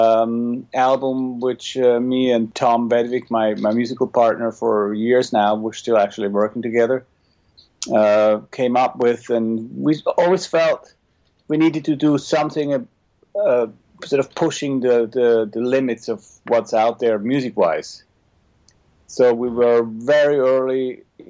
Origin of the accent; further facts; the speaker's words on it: Switzerland; moved away as an adult; now in Los Angeles, United States; I grew up in Switzerland, eventually finished a music school